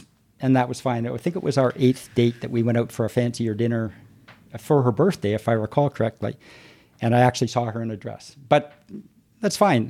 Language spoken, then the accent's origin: English; Toronto, Ontario, Canada; I grew up, I grew up here in Toronto